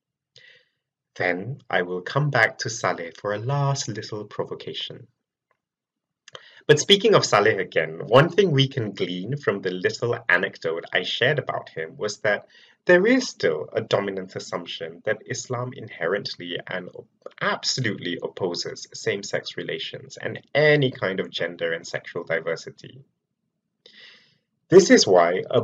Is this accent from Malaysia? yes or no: yes; Malaysia; moved away as an adult; now in United Kingdom; I was born and raised in Malaysia and relocated to the UK more than 10 years ago